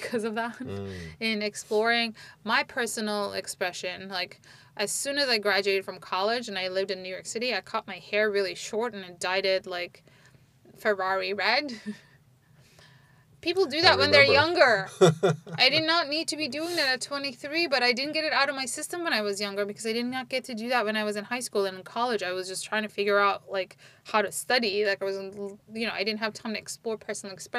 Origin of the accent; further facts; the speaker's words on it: Istanbul, Turkey; English is a second language; moved away as an adult; now in United States; growing up in Turkey